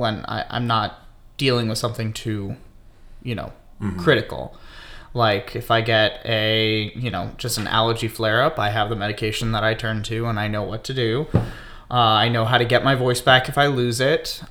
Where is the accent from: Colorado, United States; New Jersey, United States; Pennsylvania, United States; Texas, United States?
Pennsylvania, United States; Lancaster; moved away; growing up in Lancaster, Pennsylvania